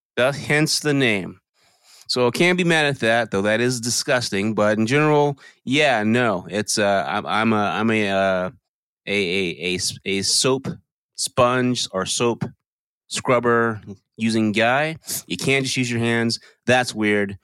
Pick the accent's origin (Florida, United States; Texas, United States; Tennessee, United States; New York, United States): Texas, United States; all my life growing up in Texas